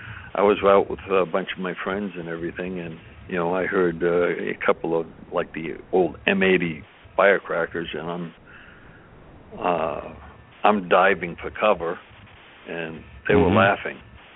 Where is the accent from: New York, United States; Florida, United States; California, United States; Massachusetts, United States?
Massachusetts, United States; moved away as an adult; now in Texas, United States; I grew up in Massachusetts, and I've been in Texas. I've been in Texas now for 28 years.